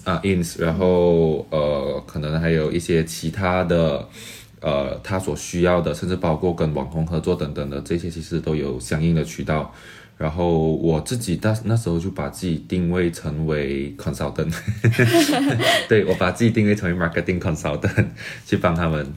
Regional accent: Kuala Lumpur, Federal Territory of Kuala Lumpur, Malaysia; first language Mandarin Chinese; moved away as an adult; now in Xiamen, China; 我永远是优先把自己看作马来西亚人。当然，因为马来西亚是一个生活养我的地方

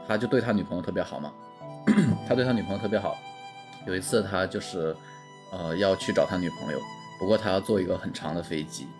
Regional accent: Northeast China, China; accent: Northeastern Mandarin; now in Taiwan; 东北味，东北味儿，本来就没那个味道。 我来台湾之后，感觉台湾人就比较委婉，真的是委婉的比较多，

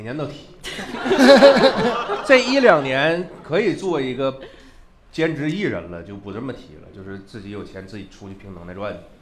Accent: Northeast China, China; moved away; 在我们老家东北，我这个圈子里，最著名的娱乐方式叫待着

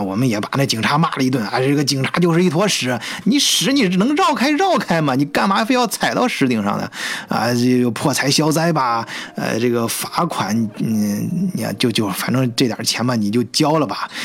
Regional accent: China; moved away as an adult; now in Germany; 我们中国人呢，都叫它退瓶费

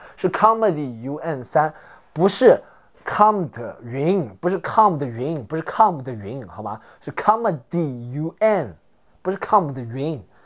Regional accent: China; 我们 中国人

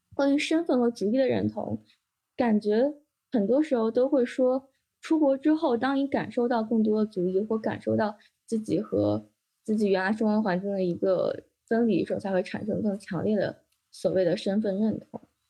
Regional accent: China; 我在这个中国的环境中长大

